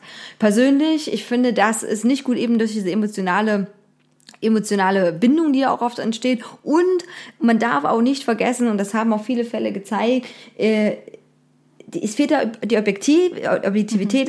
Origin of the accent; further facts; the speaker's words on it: Germany; also born or lived in Dresden; bei uns in Deutschland